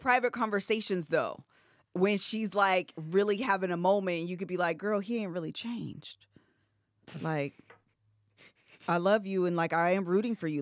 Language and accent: English; Ohio, United States; we're from Ohio